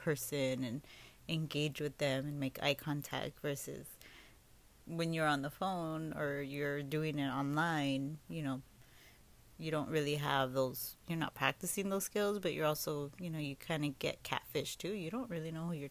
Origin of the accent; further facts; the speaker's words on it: Los Angeles, California, United States; I grew up here in Los Angeles and grew up with my two older brothers